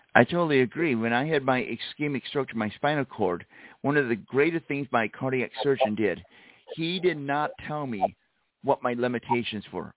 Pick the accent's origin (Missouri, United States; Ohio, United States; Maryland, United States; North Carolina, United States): Missouri, United States; St. Louis; I'm originally from St. Louis, Missouri.